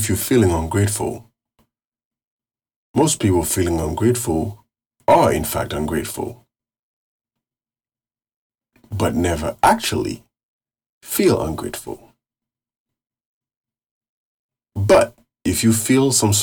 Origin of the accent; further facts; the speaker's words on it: Carrefour, Ouest, Haiti; I was born and raised in Haiti.